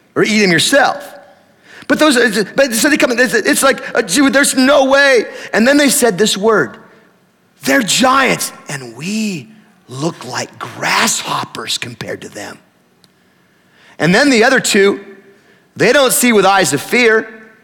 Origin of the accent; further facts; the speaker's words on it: Tillamook, Oregon, United States; I grew up in Tillamook